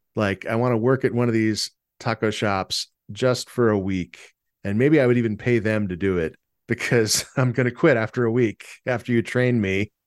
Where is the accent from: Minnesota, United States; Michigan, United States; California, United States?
California, United States; San Diego; moved away; I'm from San Diego, where burritos are very different than they are here